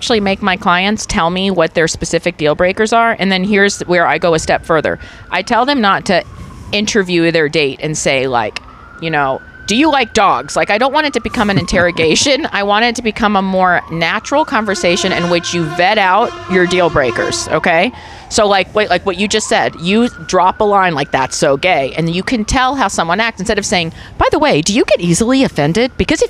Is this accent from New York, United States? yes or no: yes; New York, United States; I'm from New York. Are you kidding me? It's like half the people of New York.